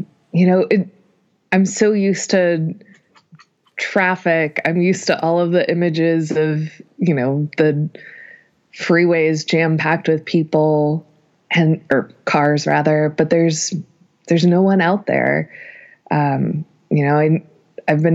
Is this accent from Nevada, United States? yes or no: yes; Reno, Nevada, United States; moved away as an adult; now in Los Angeles, United States; I'm originally from Reno, Nevada